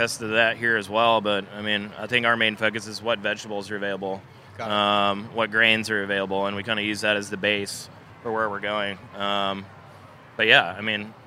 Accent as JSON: {"language": "English", "town": "Clemson", "region": "South Carolina", "country": "United States", "tie": "born or raised there", "also_born_or_lived": "Charleston, South Carolina"}